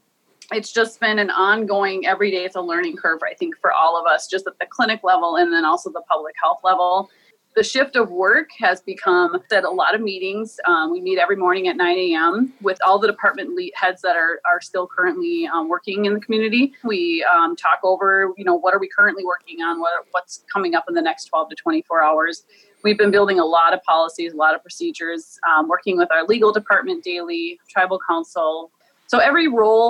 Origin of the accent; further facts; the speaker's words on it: Morton, Minnesota, United States; I am from the Shanshayapi